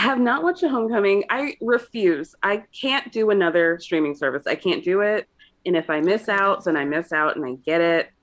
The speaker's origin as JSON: {"language": "English", "region": "Georgia", "country": "United States", "tie": "born or raised there", "said": "I grew up in Georgia"}